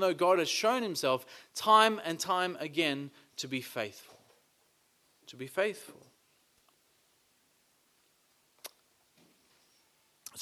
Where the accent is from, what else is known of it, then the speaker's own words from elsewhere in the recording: Australia; being Australian